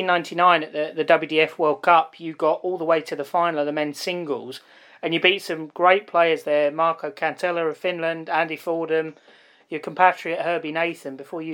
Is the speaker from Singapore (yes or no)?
no; United Kingdom; as a British person looking at New Zealand